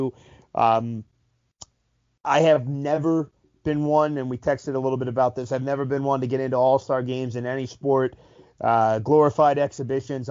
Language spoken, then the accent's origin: English; Southern New Jersey, United States; we're both from the East Coast, Southern New Jersey area.